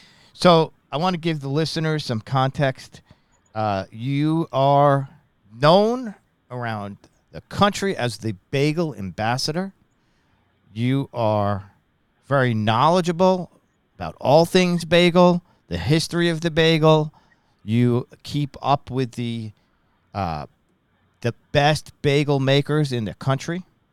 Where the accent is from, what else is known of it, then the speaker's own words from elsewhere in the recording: Long Island, New York, United States; What I remember growing up in Long Island is bagels around us all everywhere.